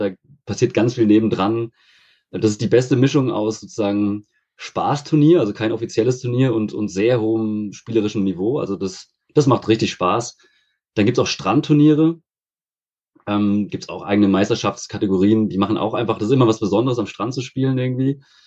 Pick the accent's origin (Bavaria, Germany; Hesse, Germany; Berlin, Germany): Hesse, Germany; near Frankfurt; now in Freiburg, Germany; Aus der Nähe von Frankfurt.